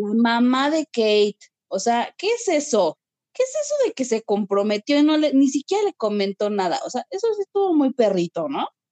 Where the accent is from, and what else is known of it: Mexico